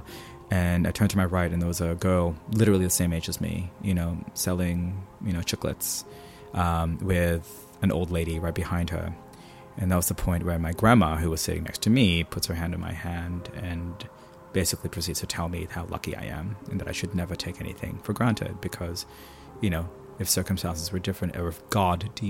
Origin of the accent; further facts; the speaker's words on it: Philippines; growing up in the Philippines